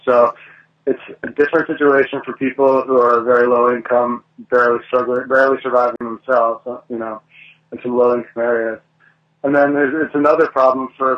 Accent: Delaware, United States; moved away; I'm from Delaware

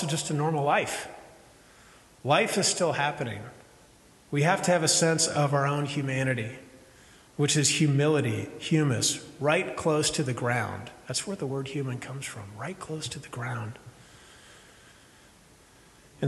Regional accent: Midwest, United States; I'm from Midwest

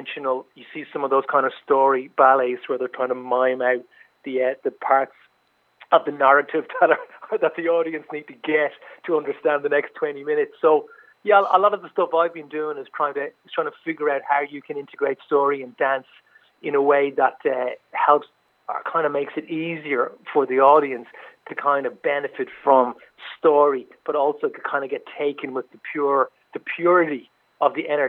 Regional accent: Dublin, Leinster, Ireland; moved away as an adult; also born or lived in Newtown Forbes, Longford / Kerry Gaeltacht; now in Kerry, Ireland; I grew up in Dublin, that's correct. My father was a Longford man

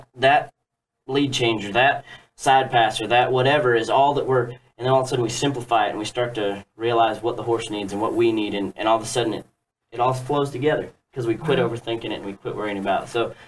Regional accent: Western Australia, Australia; I mean, I'm actually from the Kimberleys in Australia, Western Australia.

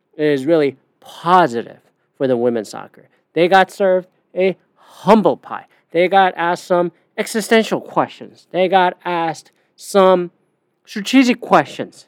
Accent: Canada; I'm a Canadian.

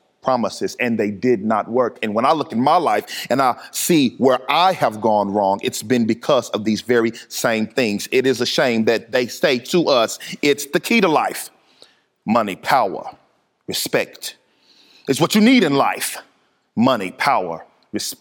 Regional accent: Dallas, Texas, United States; I grew up in Dallas, Texas, and I went to a rowdy high school

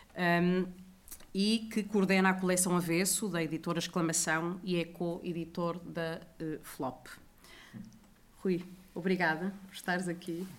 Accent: Porto, Norte, Portugal; eu também sou do Porto

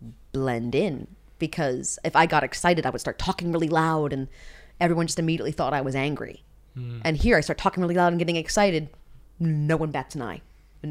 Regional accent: Minneapolis, Minnesota, United States; also born or lived in Buffalo, Minnesota; I grew up in Minneapolis until I was 12, and then I was moved to a smaller town, Buffalo, Minnesota.

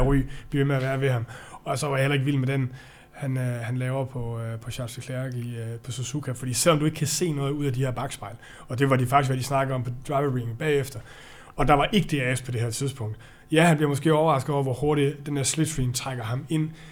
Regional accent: Denmark; jeg er jo dansker

